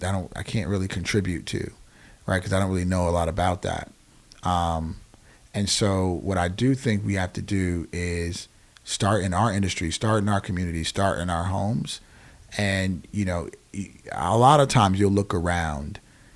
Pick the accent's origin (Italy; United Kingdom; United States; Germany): Germany; And I grew up in Germany, like I said before.